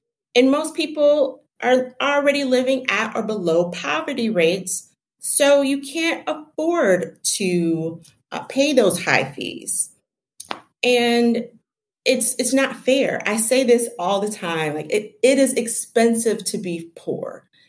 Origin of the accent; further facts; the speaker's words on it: Detroit, Michigan, United States; Well, I'm from Detroit, and when I was talking about that, those access to banks and financial services, I grew up with that.